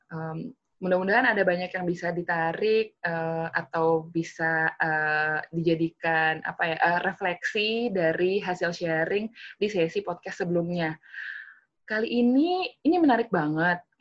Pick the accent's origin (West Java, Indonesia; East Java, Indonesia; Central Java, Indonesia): Central Java, Indonesia; Kudus; Kudus harus tahu dong itu, itu kampung halaman saya juga